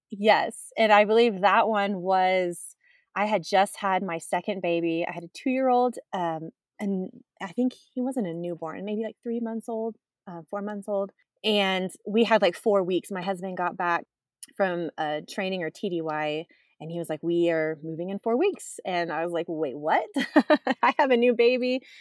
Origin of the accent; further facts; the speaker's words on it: Texas, United States; moved away as an adult; Born and raised in Texas